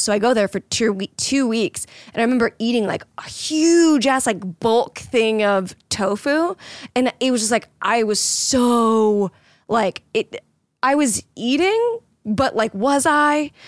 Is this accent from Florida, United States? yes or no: yes; Florida, United States; moved away; I grew up in Florida